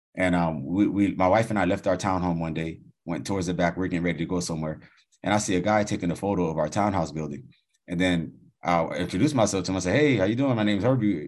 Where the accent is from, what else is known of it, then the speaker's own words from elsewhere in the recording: United States; I was born in the States